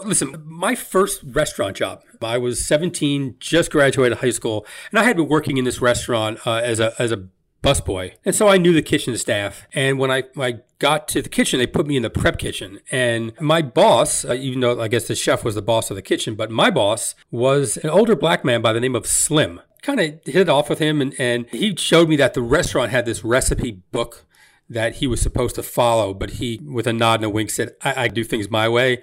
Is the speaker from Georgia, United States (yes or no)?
no; Elizabeth, New Jersey, United States; also born or lived in East Orange, New Jersey; I grew up in Elizabeth, but I, I, I lived in East Orange